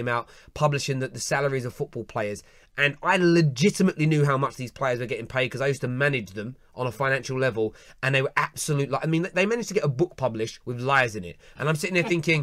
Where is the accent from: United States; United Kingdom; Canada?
United Kingdom; London; growing up in the East End of London, the way people where I grew up were written about in newspapers